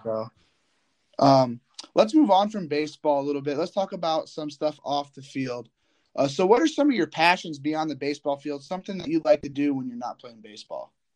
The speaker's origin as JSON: {"language": "English", "region": "Indiana", "country": "United States", "said": "I'm from Indiana"}